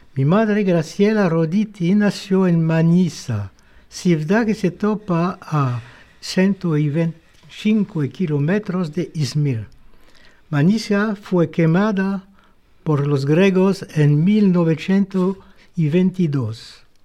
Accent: Tharon-Plage, Pays de la Loire, France; je suis né à Taromplage, petite ville située au bord de la mer Atlantique

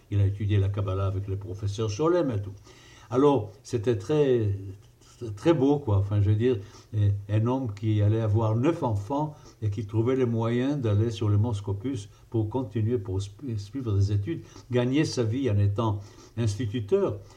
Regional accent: Jerusalem, Jerusalem District, Israel; Je peux vous dire par exemple que moi j'ai grandi à Jérusalem où j'ai grandi et à l'école où j'ai grandi et au mouvement Maccabi où j'étais, le mouvement scout

